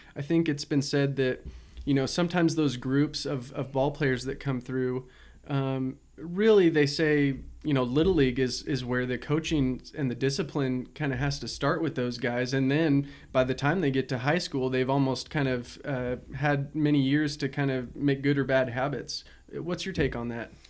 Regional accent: Salem, Oregon, United States; growing up in Salem, I remember so many practices indoors

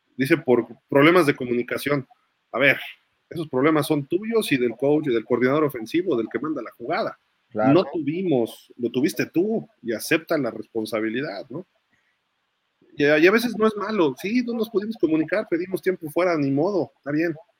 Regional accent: Mexico; un mexicano que vive en otro país

